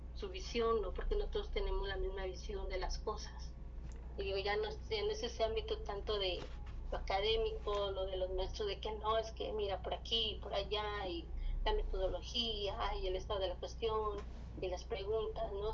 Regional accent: Mexico City, Mexico

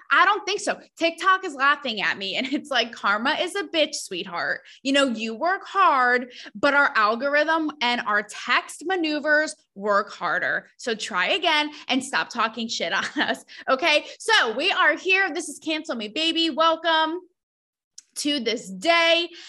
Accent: New England, United States; I am from New England

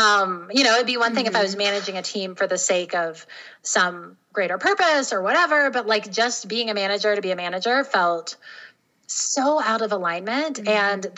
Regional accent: North Carolina, United States; also born or lived in Tennessee, United States; So I grew up in the South, in North and South Carolina and Tennessee, and I was raised by a single mom.

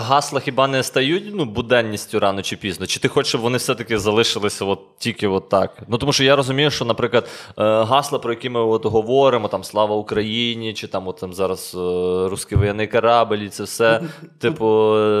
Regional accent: Lviv, Lviv Oblast, Ukraine; ми зі Львова

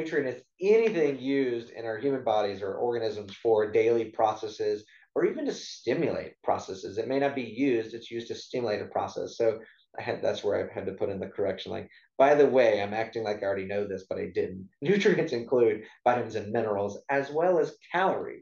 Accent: South Louisiana, United States; I grew up in South Louisiana

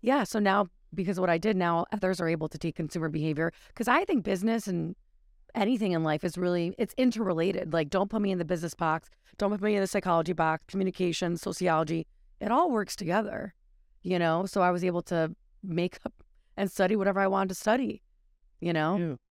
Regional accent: Connecticut, United States; I'm a local from Connecticut

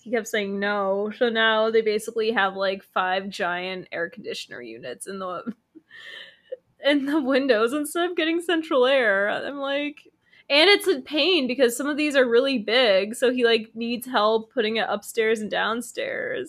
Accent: United States; I'm American is because my family left Ukraine

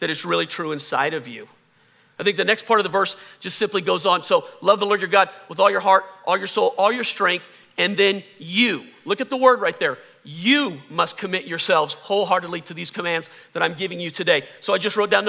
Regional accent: the South, Southern United States, United States; accent: Southern; I can hear my Southern accent come out

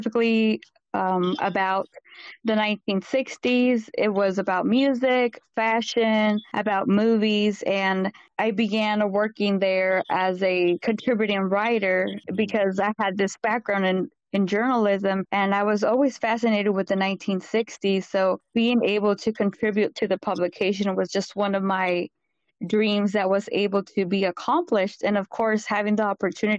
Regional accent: Central Valley of California, United States; I was born and raised in Central Valley of California.

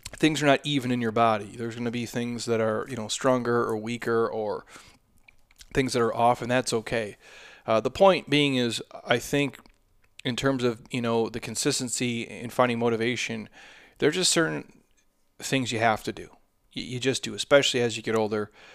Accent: Midwest, United States; now in Arizona, United States; I come from the Midwest

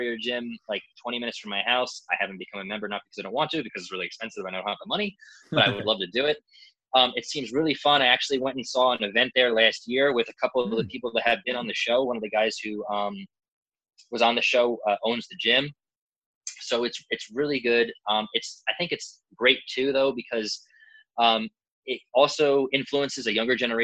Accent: New Jersey, United States; we're Jersey boys

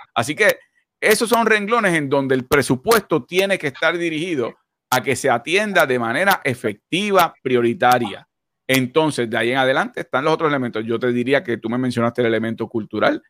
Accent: Puerto Rico; como puertorriqueños

